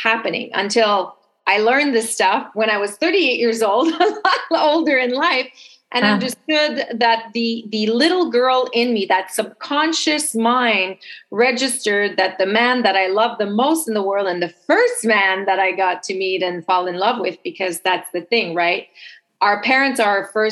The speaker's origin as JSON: {"language": "English", "town": "Montreal", "region": "Quebec", "country": "Canada", "accent": "French Canadian", "second_language": "English", "moved": "yes", "lives_now": "Toronto, Canada", "said": "I'm originally from Montreal, but based in Toronto. So if you pick up a little bit of an accent, it's because I am French Canadian"}